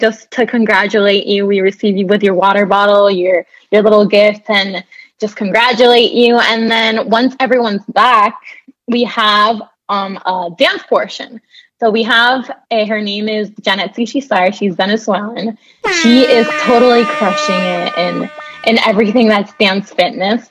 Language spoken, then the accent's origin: English; Puerto Rico; now in Miami, United States; I was born and raised in Puerto Rico.